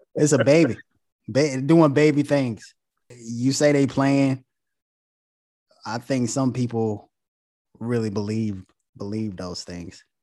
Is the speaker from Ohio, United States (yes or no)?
no; Goldsboro, North Carolina, United States; now in Charlotte, United States; we from Goldsboro, North Carolina.